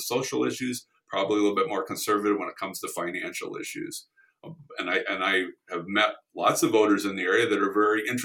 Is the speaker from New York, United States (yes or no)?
no; Pasadena, California, United States; moved away as an adult; now in Austin, United States; I grew up in Pasadena, California